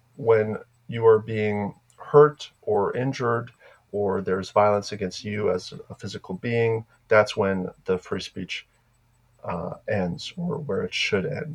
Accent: Slovakia; moved away; In Slovakia, my home country in Europe

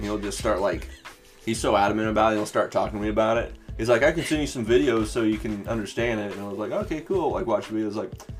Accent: Springfield, Missouri, United States; Oh, I'm from Missouri. From Southwest Missouri. Like Springfield area.

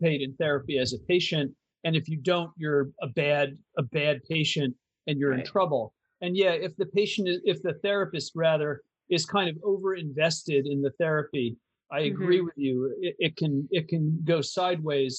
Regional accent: Eastern Seaboard, East Coast, United States; I'm from the Eastern Seaboard

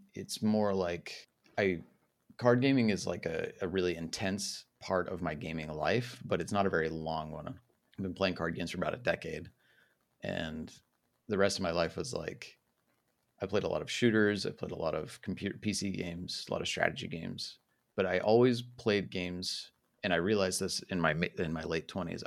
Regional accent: Utah, United States; moved away as an adult; also born or lived in Illinois / Southern Germany; now in Germany; I was uh, born and raised in Utah

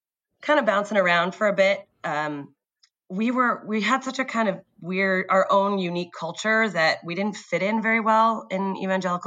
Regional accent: San Diego, California, United States; I was born in San Diego

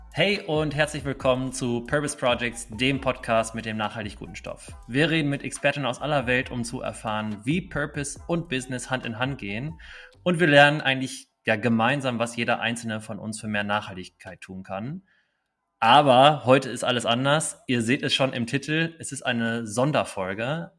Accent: Dortmund, North Rhine-Westphalia, Germany; als Dortmunder kann man auch sagen

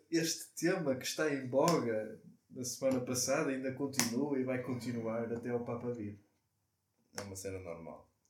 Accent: Portugal; E como tugas que nós somos, e somos tão bons a receber

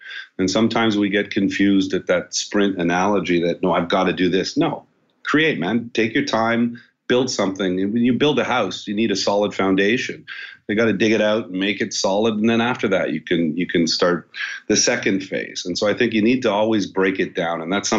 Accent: Montreal, Quebec, Canada; Born and raised in Montreal, Quebec, Canada. Went to Bishop's University and family manufactured sailboats.

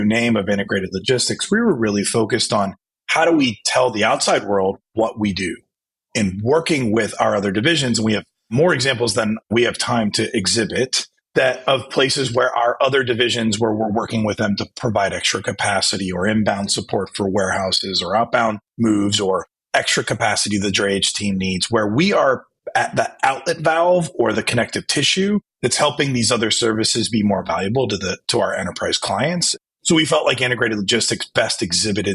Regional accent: Ohio, United States; also born or lived in Chicago; now in South Jersey, United States; growing up in Ohio and moving to Chicago

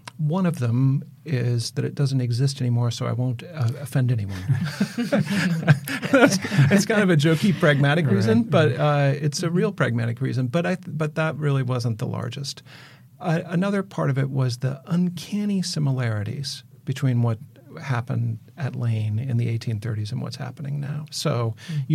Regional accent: Mississippi watershed, Midwest, United States; I grew up in the Mississippi watershed

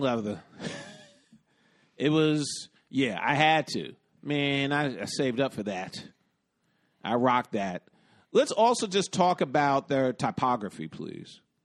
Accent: New York City, New York, United States; also born or lived in Bronx / Brooklyn; I grew up in the West Village, though I d, also did a stint in the Bronx, and now I live in Brooklyn

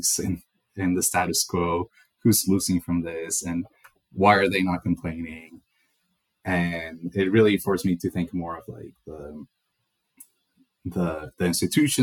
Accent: El Salvador; moved away; also born or lived in Connecticut / New York; I was born and raised in El Salvador

